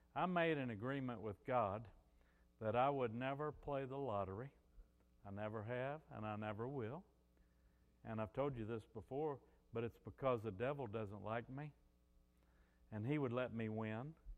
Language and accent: English; Missouri, United States; moved away as an adult; also born or lived in New Orleans; I was from Missouri.